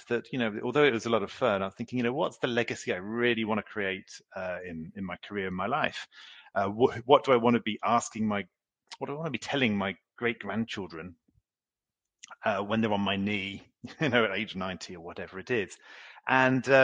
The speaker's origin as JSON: {"language": "English", "country": "United Kingdom", "also_born_or_lived": "Oxford / Paris", "moved": "as an adult", "lives_now": "France", "said": "I'm a Brit, but I've lived in France now for 22 years"}